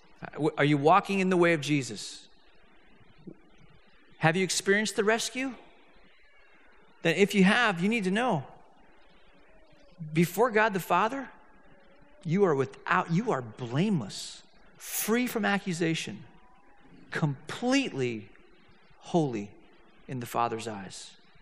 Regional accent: Hong Kong; I grew up in Hong Kong, and I'm living in Hong Kong, and I'm a senior.

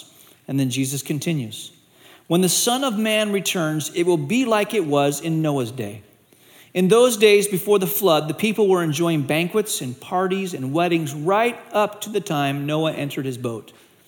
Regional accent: Malaysia; And I grew up in Asia. I went to boarding school in Malaysia.

